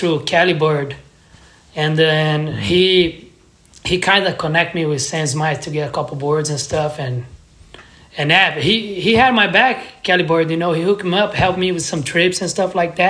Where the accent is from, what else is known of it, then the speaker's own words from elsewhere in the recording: São José dos Campos, São Paulo, Brazil; moved away; also born or lived in Curitiba; I grew up in São José dos Campos, which is a city like 1 hour from São Paulo.